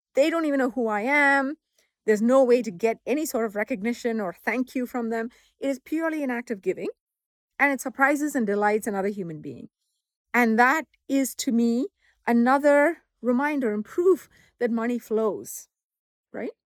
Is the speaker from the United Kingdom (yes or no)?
no; southern India, India; moved away; growing up in Southern India back in the seventies and eighties